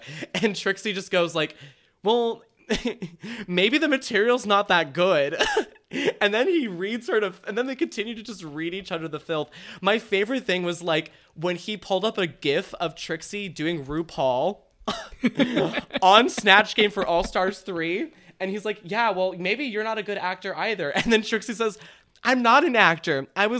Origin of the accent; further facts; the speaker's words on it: Minnesota, United States; From Minnesota, yeah. I'm from Minnesota. Oh, you betcha.